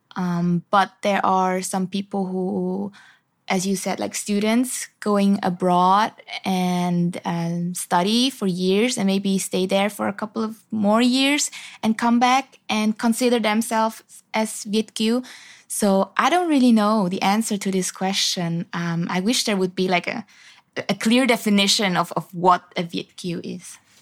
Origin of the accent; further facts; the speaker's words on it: Zurich, Switzerland; first language Swiss German; English is a second language; moved away as an adult; now in Ho Chi Minh City, Vietnam; I grew up in Switzerland, in Zurich